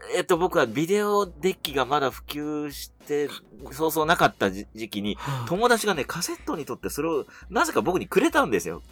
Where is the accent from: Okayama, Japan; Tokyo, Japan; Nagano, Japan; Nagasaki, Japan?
Tokyo, Japan; 東京都北区出身、細かく言うと赤羽なんですけど